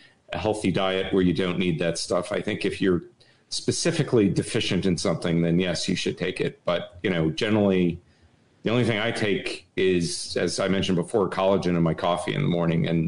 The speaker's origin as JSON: {"language": "English", "region": "Connecticut", "country": "United States", "tie": "born or raised there", "said": "I grew up in Connecticut"}